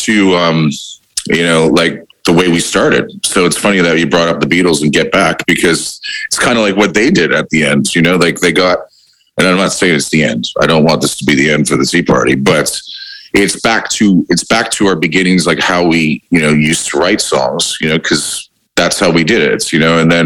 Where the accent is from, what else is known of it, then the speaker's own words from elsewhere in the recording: Windsor, Ontario, Canada; now in Australia; growing up in Windsor